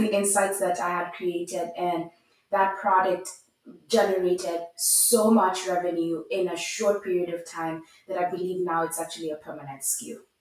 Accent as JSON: {"language": "English", "region": "Nairobi", "country": "Kenya", "tie": "born or raised there", "said": "I grew up in Nairobi, Kenya"}